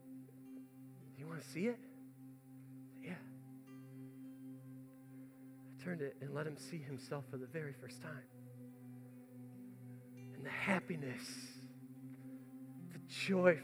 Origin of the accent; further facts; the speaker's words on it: United States; I'm sitting here as an American